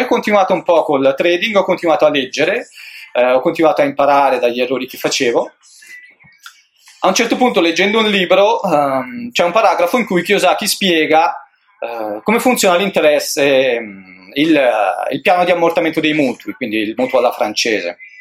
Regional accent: Brianza, Lombardy, Italy; Io sono nato in Brianza

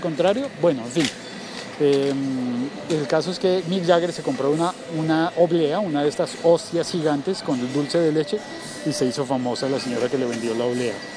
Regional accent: Colombia; now in Bogotá, Colombia; hoy es un día festivo en mi país

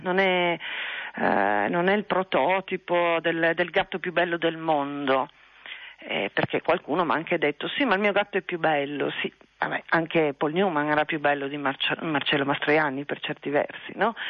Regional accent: Trieste, Friuli-Venezia Giulia, Italy; moved away as an adult; io sono triestina sì, eh, ho vissuto a Trieste fino, fino a vent'anni, poco più

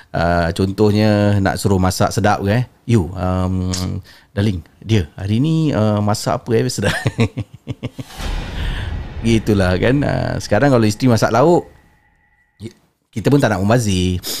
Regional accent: Johor, Malaysia; moved away as an adult; now in Brunei; Saya asal daripada Johor tapi sekarang uh, dah menetap di negara Brunei Darussalam ikut suami.

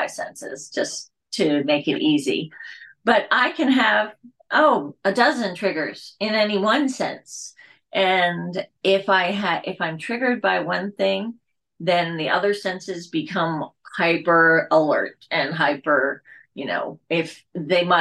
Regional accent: Pennsylvania, United States; I grew up in Pennsylvania.

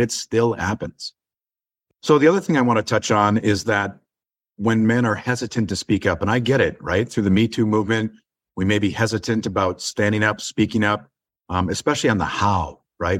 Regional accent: Inver Grove Heights, Minnesota, United States; I grew up in the suburbs of Saint Paul, Minnesota.

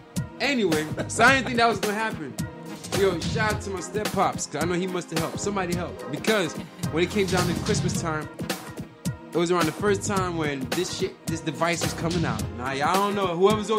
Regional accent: North Carolina, United States; I'm from North Carolina, New York, nigga.

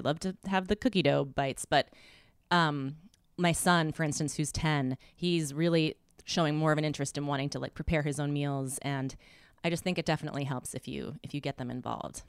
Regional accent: Midwest, United States; I'm from the Midwest

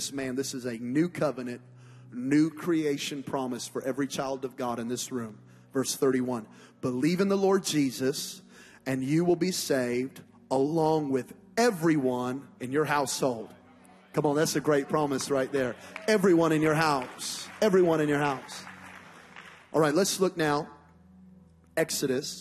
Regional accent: Las Vegas, Nevada, United States; I'm from Las Vegas, Nevada, and it's the desert

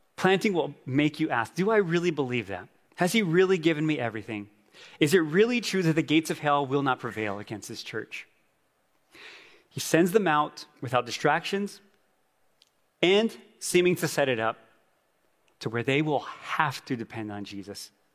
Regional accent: Gallup, New Mexico, United States; moved away; My wife and I went home to my hometown Gallup

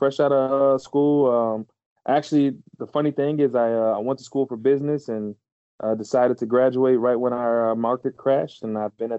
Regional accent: Houston, Texas, United States; now in Chicago, United States; I was born in Texas, Houston specifically, currently live in Chicago

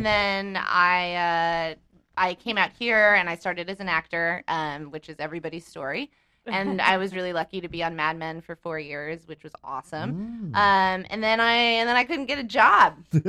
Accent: Colorado, United States; also born or lived in Italy; I grew up in Colorado, actually, and half in Italy.

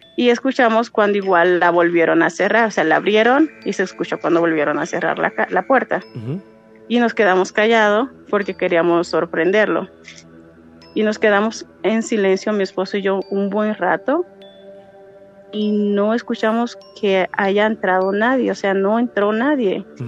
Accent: Dominican Republic; moved away as an adult; now in Mexico; soy dominicana, pero resido aquí este, en México hace ya 12 años

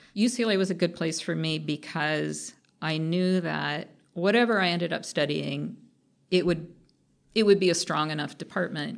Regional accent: Anaheim, California, United States; moved away; also born or lived in Los Angeles, California; I was born in L A, but I grew up in Orange County, which is in between Los Angeles and San Diego

